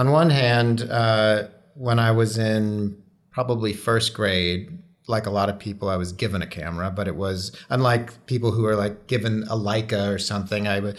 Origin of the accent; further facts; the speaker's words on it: Hawaii, United States; born there; also born or lived in North Carolina / California; Yeah, no, I was born in Hawaii. I had a hippie kind of childhood. We moved all over the U.S. But I was in North Carolina at the time, just for those years of high school.